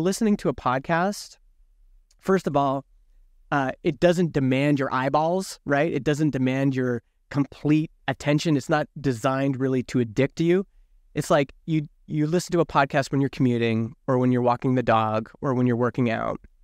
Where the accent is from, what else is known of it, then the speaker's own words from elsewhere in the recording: Alberta, Canada; I grew up in Alberta, which is, like, kind of conservative country here in Canada